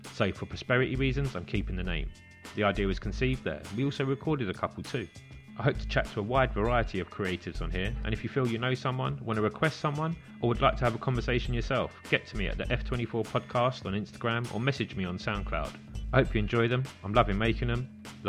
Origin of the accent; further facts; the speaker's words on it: London, United Kingdom; this is my hometown